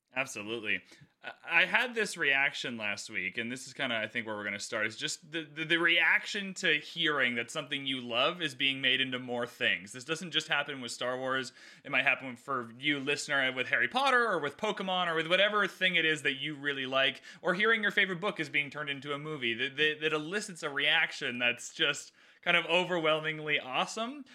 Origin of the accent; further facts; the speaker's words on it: Canada; I'm Canadian